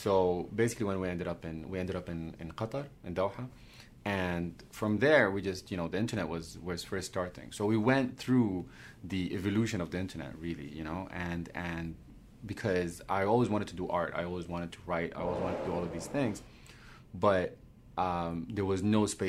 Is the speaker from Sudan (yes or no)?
yes; Sudan; English is a second language; also born or lived in Romania; Because I was born in Romania. My father was a diplomat. I'm originally from Sudan. When we went back to Sudan, 1989, a coup happened.